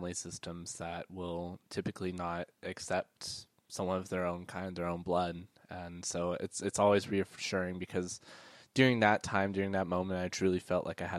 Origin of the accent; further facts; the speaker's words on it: Brady, United States; growing up in Brady was the fact that we were the only Asian American family in our hometown, and I didn't come out at the time, but I was gay.